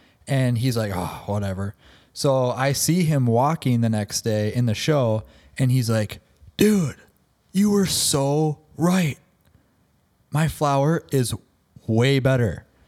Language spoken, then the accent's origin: English; Minnesota, United States; accent: Minnesotan; Yes, I am from Minnesota.